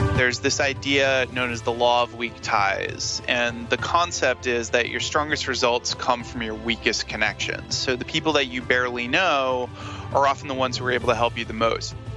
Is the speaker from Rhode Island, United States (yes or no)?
yes; Smithfield, Rhode Island, United States; also born or lived in Providence, Rhode Island; I'm from Rhode Island